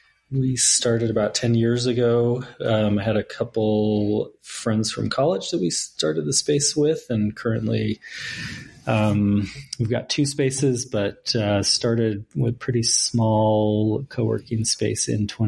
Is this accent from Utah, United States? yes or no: yes; St. George, Utah, United States; moved away as an adult; also born or lived in Logan, Utah; now in Salt Lake City, United States; I am originally from St. George